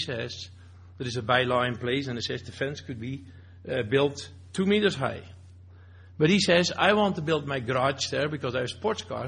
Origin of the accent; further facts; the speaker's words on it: Netherlands; now in Alberta, Canada; I have dual citizen. I'm Canadian. I'm still Dutch. I came to this country